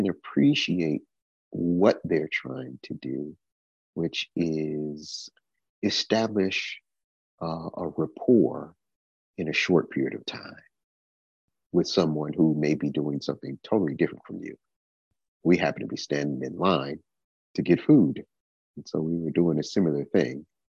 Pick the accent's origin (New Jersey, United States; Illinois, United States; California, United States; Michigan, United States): Michigan, United States; Detroit; also born or lived in Houston, Texas; now in Tennessee, United States; I am originally from Detroit, Michigan, although I have been living in Tennessee for about the past 6 years